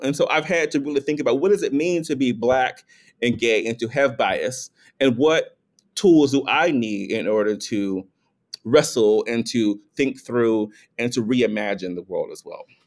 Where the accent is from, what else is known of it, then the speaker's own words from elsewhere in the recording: North Carolina, United States; I'm from North Carolina, I'm a gay black man, and, and grew up in an environment